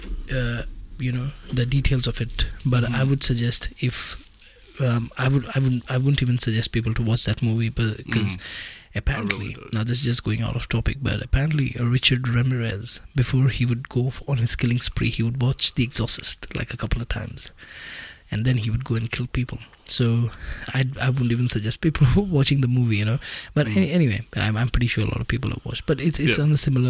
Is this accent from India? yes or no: yes; India; we are from India